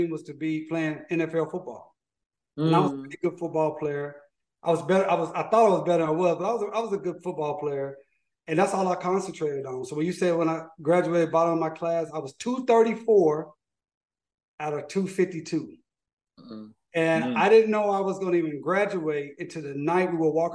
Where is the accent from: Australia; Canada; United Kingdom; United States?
United States; Tulsa, Oklahoma; I'm a kid from North Tulsa, Oklahoma. Grew up, my mother had cerebral palsy